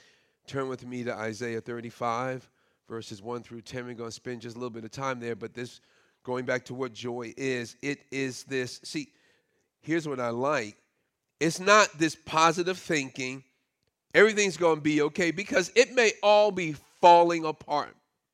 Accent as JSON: {"language": "English", "town": "Brooklyn", "region": "New York", "country": "United States", "tie": "born or raised there", "said": "it wasn't too long before our family moved out of the public housing project that I grew up in Brooklyn"}